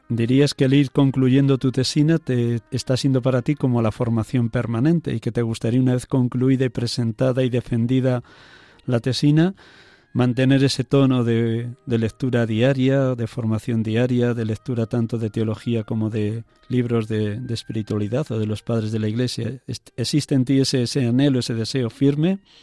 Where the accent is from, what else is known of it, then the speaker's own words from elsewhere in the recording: Riaza, Castile and León, Spain; Riaza, mi pueblo natal